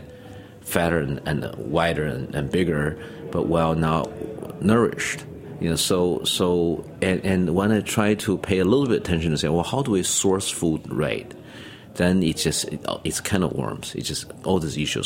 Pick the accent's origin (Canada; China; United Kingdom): China; Beijing; moved away as an adult; now in New York, United States; I grew up in Beijing